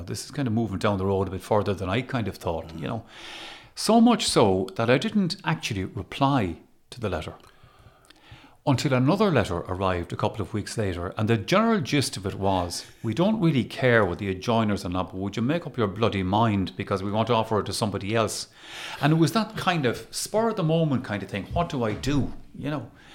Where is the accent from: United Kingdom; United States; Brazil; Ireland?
Ireland; Galway, Connacht; also born or lived in Waterford; I grew up in Galway. And, and I would identify with being a Galway person